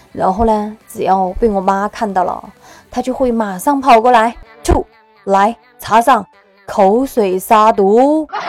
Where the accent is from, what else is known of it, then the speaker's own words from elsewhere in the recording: Sichuan, China; 我们四川这边的各种美食啊